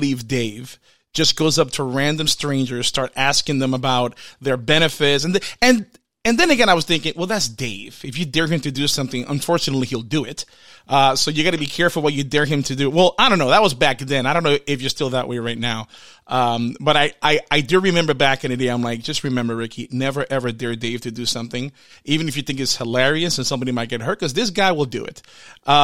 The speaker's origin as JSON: {"language": "English", "town": "Orlando", "region": "Florida", "country": "United States", "said": "I'm from the Orlando area"}